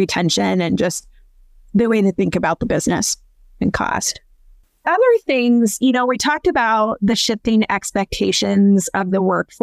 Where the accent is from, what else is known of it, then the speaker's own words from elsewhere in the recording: Iowa, United States; moved away; I'm originally from Iowa, a small town in Iowa